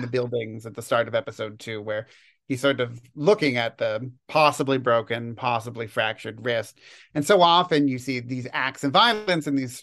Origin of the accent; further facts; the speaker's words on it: Toronto, Ontario, Canada; moved away as an adult; also born or lived in Edmonton, Alberta; I was born and raised in Toronto, but I did my undergraduate degree in Edmonton.